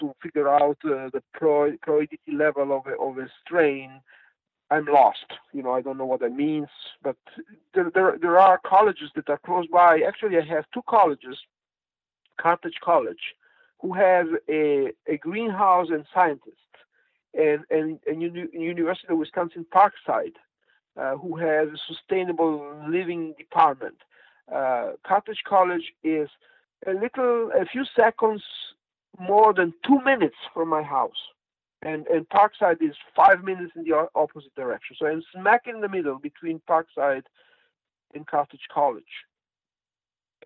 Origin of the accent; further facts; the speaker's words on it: Switzerland; English is a second language; moved away; also born or lived in Poland; I grew up in Switzerland, born Italian, from Italian father, Swiss mom